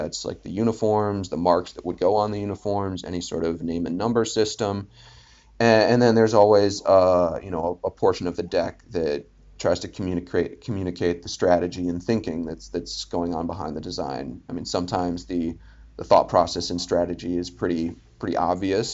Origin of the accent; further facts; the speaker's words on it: Philadelphia, Pennsylvania, United States; moved away; also born or lived in Boston; I was from Philly